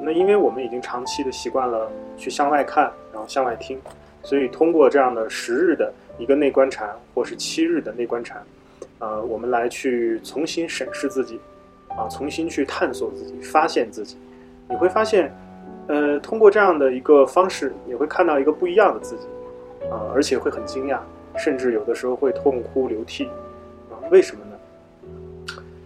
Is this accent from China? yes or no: yes; northern China, China; moved away; 以前我是北方人